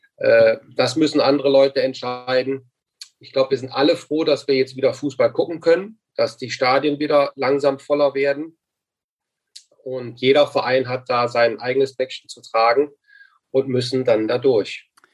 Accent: Mönchengladbach, North Rhine-Westphalia, Germany; moved away as an adult; also born or lived in China / Fürth; in meiner Heimatstadt Mönchengladbach, äh, wieder zu Hause angekommen

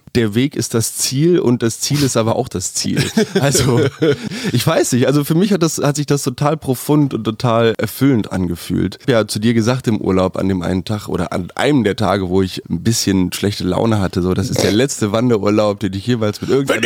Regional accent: Germany; now in Berlin, Germany; aufgrund meiner Herkunft als Deutscher

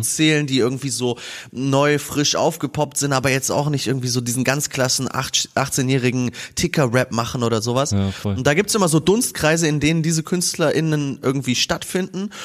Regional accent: Kassel, Hesse, Germany; wir spielen Shows in Kassel, zwei Festivals in meiner Heimat

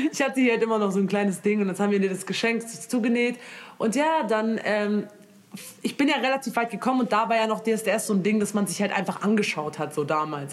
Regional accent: Germany; ich bin aus Deutschland

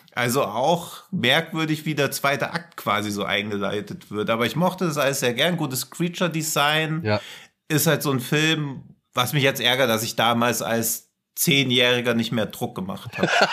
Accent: near Rotenburg an der Fulda, Hesse, Germany; ich komme da ja aus der Nähe

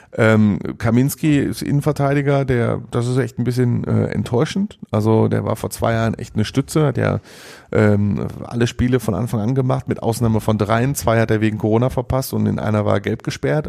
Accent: Mülheim an der Ruhr, North Rhine-Westphalia, Germany; aus Mülheim an der Ruhr, aus meiner Heimatstadt

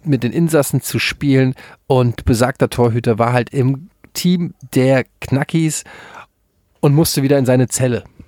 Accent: Frankfurt, Hesse, Germany; als Frankfurter, als Eintracht-Fan

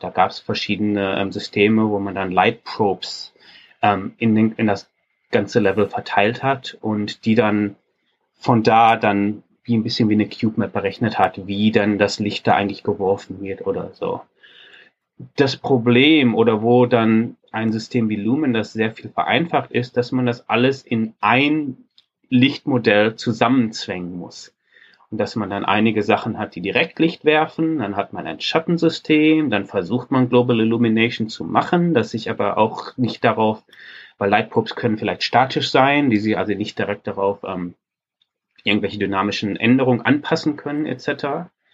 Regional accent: Ruhr area, North Rhine-Westphalia, Germany; Ich übrigens als Ruhrpottler

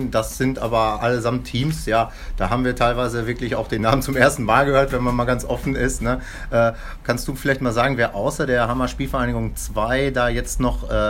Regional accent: North Rhine-Westphalia, Germany; Wir drücken wie wu, ganz fest in die Daumen natürlich, als Sauerländer Lokalpatrioten sozusagen.

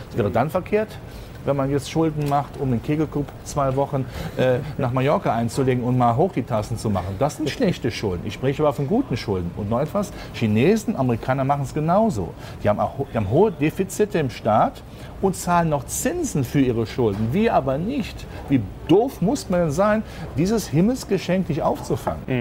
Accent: Rhineland, Germany; Ich bin Rheinländer, ich finde Karneval toll

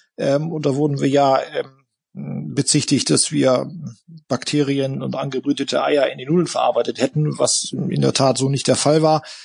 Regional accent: Buxtehude, Lower Saxony, Germany; Aber ich bin eben in dem Unternehmen aufgewachsen, auf dem Fabrikhof, da war mein äh, Familienhaus, da haben wir gelebt und gewohnt und es war natürlich für uns ein riesiger Spielplatz, diese Fabrik, äh, in der wir da aufgewachsen sind, hier in Buxtehude

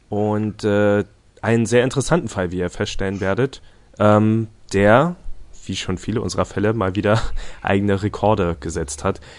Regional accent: Leipzig, Saxony, Germany; wo ich selbst wohne. Also ich bin ja Leipziger

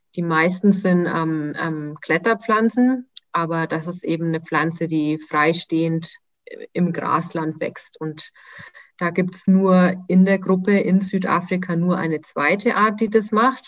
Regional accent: Nuremberg, Bavaria, Germany; moved away as an adult; Ich vermisse meine Heimat sehr

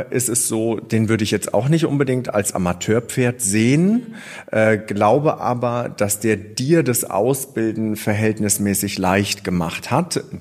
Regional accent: Bavaria, Germany; born there; Ich bin gebürtig aus dem Allgäu und ähm, da war mit Pferdezucht und Dressurreiten nicht ganz so viel los. Deswegen bin ich etappenweise immer mehr in den Norden.

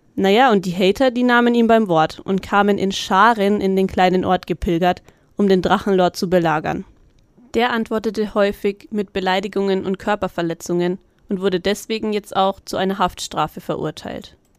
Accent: Middle Franconia, Bavaria, Germany; bei uns in Mittelfranken

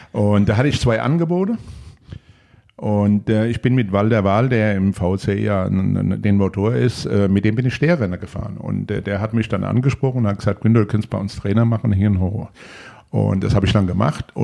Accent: Frankfurt, Hesse, Germany; Bei mir sieht man das, ich bin Frankfurter und ich stehe auch da dazu.

